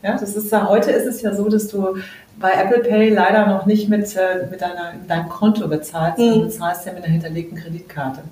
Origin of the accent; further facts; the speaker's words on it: Southern Germany, Germany; moved away; ich komme ja aus Süddeutschland ursprünglich